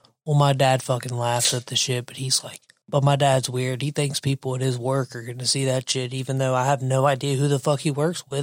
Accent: the South, South Carolina, United States; moved away; I grew up in the South.

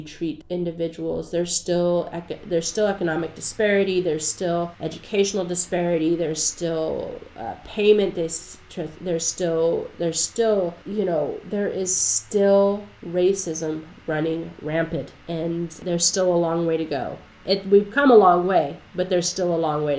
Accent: the South, United States; I'm from the South

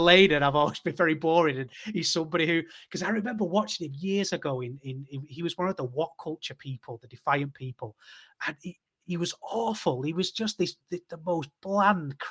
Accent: United Kingdom; as a British wrestling fan

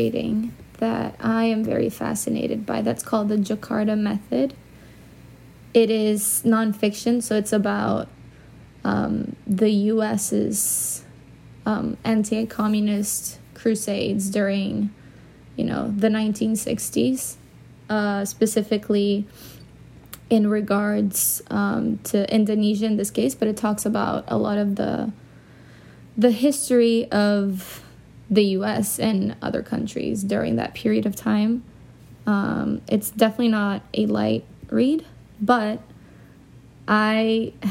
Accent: Brazil; moved away as an adult; also born or lived in London; now in New York, United States; I grew up in Brazil and I moved away when I was 18. I moved to London and then I lived there for 2 years and then I came to New York, and I've been here for 6.5 years

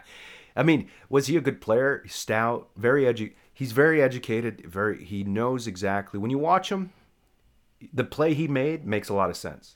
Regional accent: Texas, United States; also born or lived in San Antonio, Texas / Dallas, Texas / Houston, Texas; now in Austin, United States; born and raised in Hartford, Texas. I moved to San Antonio, then moved to Dallas.

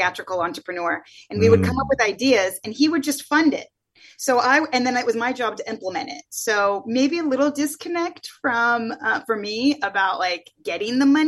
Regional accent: the Bay Area, Silicon Valley, California, United States; moved away as an adult; also born or lived in New York; I grew up in the Bay Area during the dot-com boom. Silicon Valley, the heart of Silicon Valley

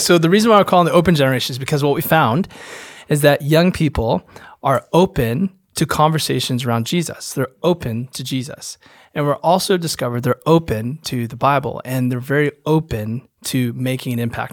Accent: Holland, Michigan, United States; moved away as an adult; also born or lived in Naperville, Illinois; I'm from Holland, Michigan, and, uh, I was a y-, youth pastor for a long time in Chicago area

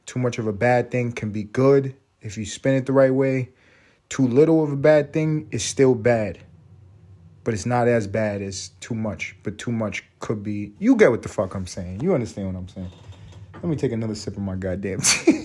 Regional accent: New York City, New York, United States; moved away as an adult; now in Atlanta, United States; where I grew up in East Harlem

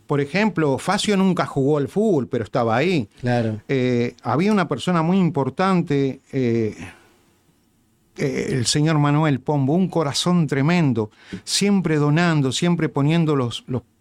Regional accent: Uruguay; now in United States; Porque somos, no, los uruguayos.

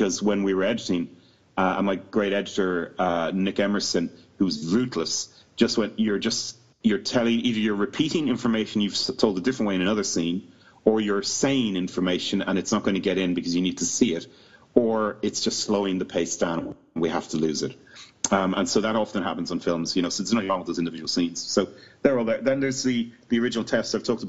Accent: Ireland; moved away as an adult; now in United Kingdom; we're all Irish, but we've all lived in the UK for 20 years

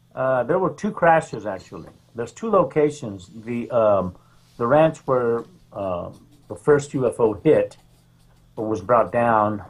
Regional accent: Roswell, New Mexico, United States; now in Mission Hills, United States; I was uh, raised in Roswell, New Mexico. I'm from Roswell, the epicenter of UFOs.

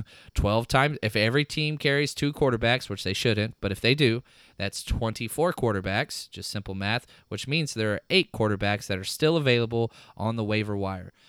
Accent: Dallas, Texas, United States; I'm from Dallas

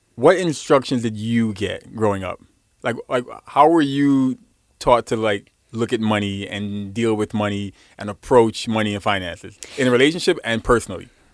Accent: New York City, New York, United States; I'm from Brooklyn

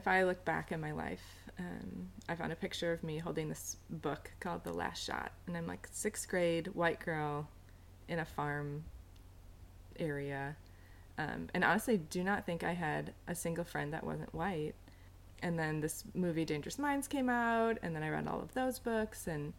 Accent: Illinois, United States; also born or lived in New York City; Live in Urbana. I grew up in Illinois, went to U of I, moved to New York City for a year, and have been here for the past 10 years

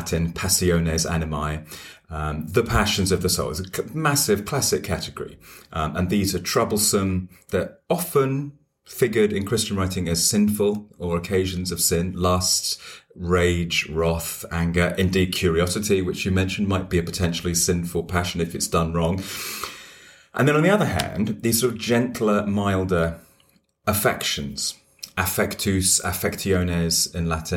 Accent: London, United Kingdom; also born or lived in Cambridge; I feel at home as a Londoner

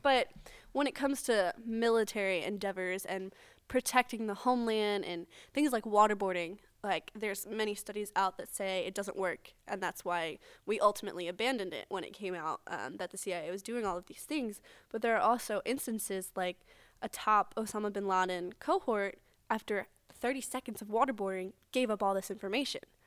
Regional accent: United States; us as regular American citizens

